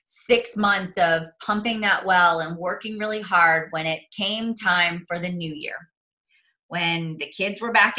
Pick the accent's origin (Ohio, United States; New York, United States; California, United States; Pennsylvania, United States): Pennsylvania, United States; Mars; I am a nobody from Mars, Pennsylvania